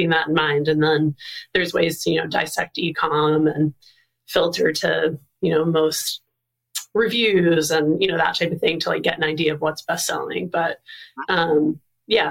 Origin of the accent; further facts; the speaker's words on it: Maine, United States; I'm from Maine, I live in Maine